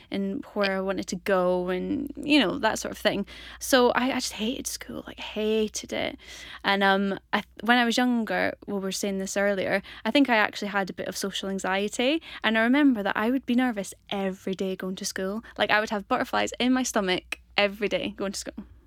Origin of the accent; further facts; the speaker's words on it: Aberdeenshire, Scotland, United Kingdom; also born or lived in Houston, Texas; I'm from Scotland, um, Aberdeenshire way, um, a little, little country village called Lothermuir, near Lornskirk